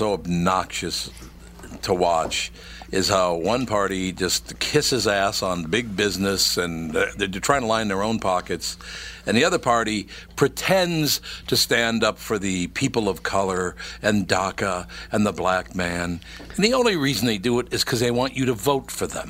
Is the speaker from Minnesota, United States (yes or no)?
yes; Minneapolis, Minnesota, United States; born or raised there